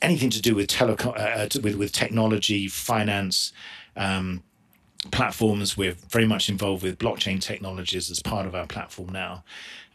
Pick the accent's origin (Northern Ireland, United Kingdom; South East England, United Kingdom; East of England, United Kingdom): South East England, United Kingdom; moved away as an adult; also born or lived in Orange County, California; now in Utah, United States; I'm originally from England, just southeast by just outside London.